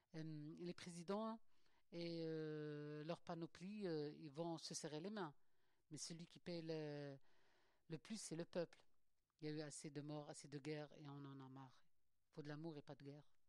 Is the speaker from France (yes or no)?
no; Algeria; moved away; je suis algérienne